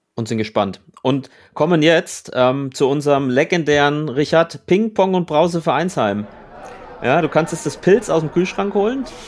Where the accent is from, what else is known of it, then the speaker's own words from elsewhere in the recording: Franconia, Bavaria, Germany; in meiner fränkischen Heimat